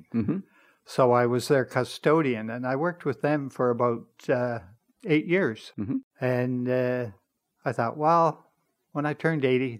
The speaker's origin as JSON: {"language": "English", "region": "Nova Scotia", "country": "Canada", "lives_now": "Toronto, Canada", "said": "When I came to Toronto, I came in about 62 from Nova Scotia"}